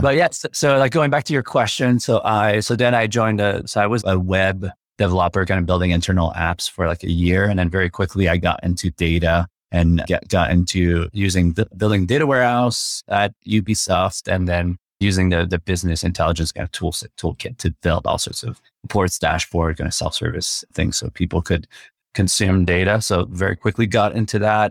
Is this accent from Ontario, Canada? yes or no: no; Quebec City, Quebec, Canada; first language French; English is a second language; moved away; I'm from Quebec City originally, so I grew up speaking French